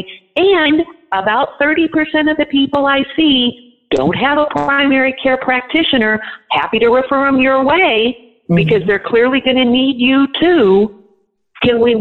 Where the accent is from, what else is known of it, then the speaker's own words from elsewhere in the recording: Nebraska, United States; my state, I'm from Nebraska